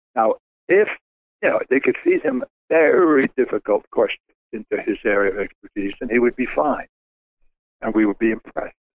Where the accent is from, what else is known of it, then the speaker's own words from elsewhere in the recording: New York City, New York, United States; moved away as an adult; I was born in Bensonhurst, Brooklyn, New York, and I was a Brooklyn kid